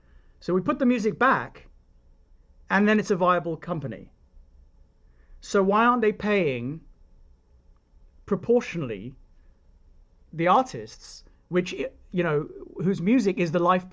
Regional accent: United Kingdom; now in United States; I'm British

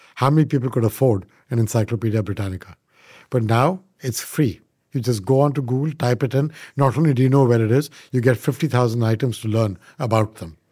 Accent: India; moved away as an adult; now in United States; I am an Indian by birth, but I did grow up in India.

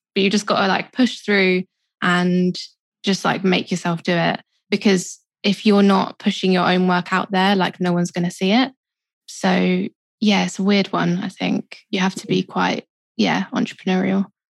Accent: London, United Kingdom; I grew up in Southeast London. Kind of moved a little bit further in, so I'm kind of still South London. But yeah, born and raised.

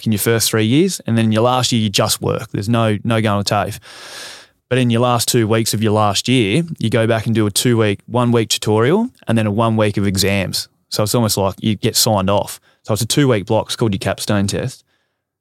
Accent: Tasmania, Australia; growing up in Tassie, I grew up on a bit of property.

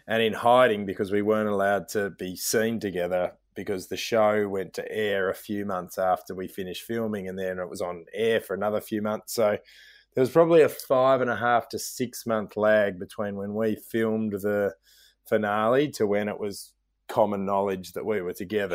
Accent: Melbourne, Victoria, Australia; I was from Melbourne

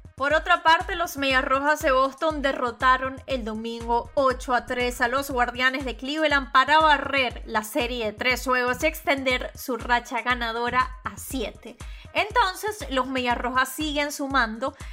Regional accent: Venezuela; Yo soy periodista venezolana graduada en Venezuela

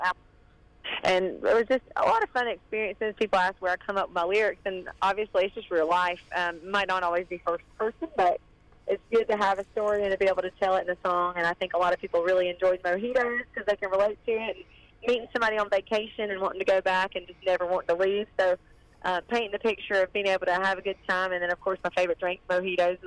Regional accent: Northeast Georgia near Athens, United States; I'm from Northeast Georgia near Athens

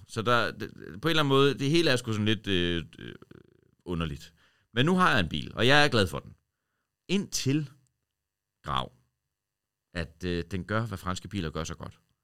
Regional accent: Horsens, Central Denmark Region, Denmark; now in Copenhagen, Denmark; var jeg hele vejen over øh, hjemme i Horsens

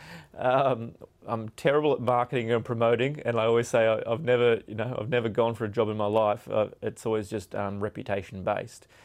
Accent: Australia; growing up in Australia

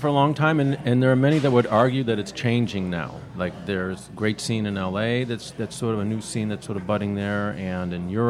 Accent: Massachusetts, United States; now in New York, United States; We're both from Massachusetts

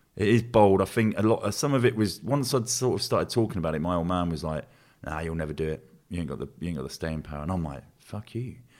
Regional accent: Luton, East of England, United Kingdom; I grew up in Luton

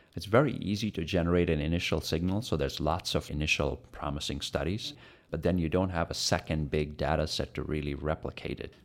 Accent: India; now in United States; I'm an Indian growing up in India

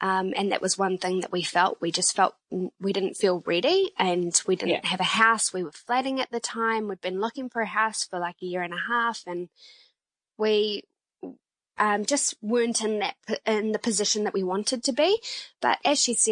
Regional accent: Nelson, New Zealand; now in Auckland, New Zealand; We live in Auckland, but we are both from the South Island. I'm from Nelson

